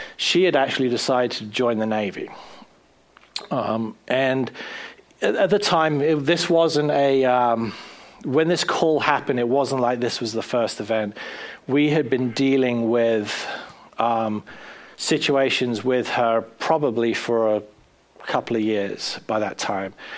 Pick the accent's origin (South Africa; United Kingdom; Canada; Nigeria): United Kingdom; South East England; moved away as an adult; also born or lived in Bournemouth, England / Brighton, England / Pennsylvania, United States / Florida, United States; now in United States; a boy from just outside London